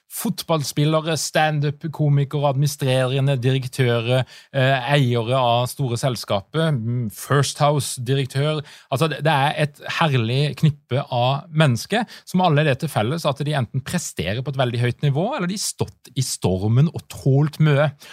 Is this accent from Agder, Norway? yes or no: yes; Vennesla, Agder, Norway; jeg er jo fra Vennesla, så jeg liker jo alt som har med bygdebakgrunn å gjøre